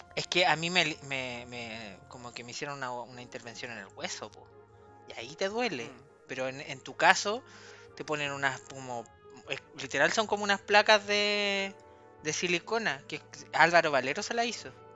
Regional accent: Puente Alto, Santiago Metropolitan Region, Chile; En Puente Alto, que es mi ciudad de origen

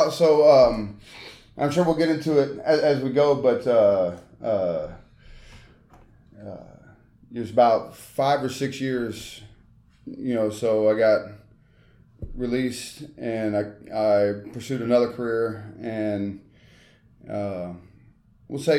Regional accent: Memphis, Tennessee, United States; born or raised there; also born or lived in Charlotte, North Carolina / Mississippi

